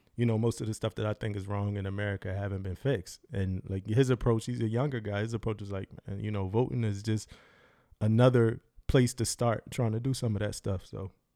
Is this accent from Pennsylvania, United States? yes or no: yes; Philadelphia, Pennsylvania, United States; moved away; I'm from Philadelphia, Pennsylvania, so I'm from up north, northeast. uh, grew up with those influences